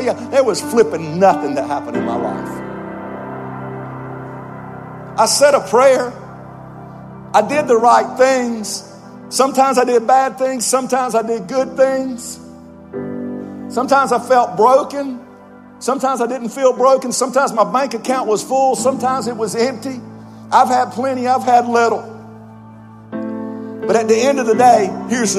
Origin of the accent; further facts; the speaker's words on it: Georgia, United States; I was raised in North America. I was just a little old southern boy from a little town in Georgia.